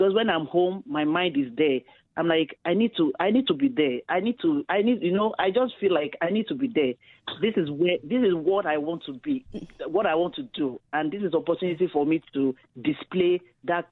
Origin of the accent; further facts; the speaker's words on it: Nigeria; now in Canada; I was born in Nigeria. I relocated to Canada 2007.